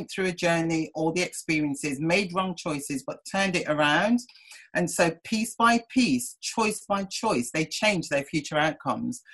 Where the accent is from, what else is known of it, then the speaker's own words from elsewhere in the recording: Oldbury, Black Country, West Midlands, United Kingdom; moved away as an adult; also born or lived in Birmingham; now in London, United Kingdom; I was brought up in Albury in the Black Country.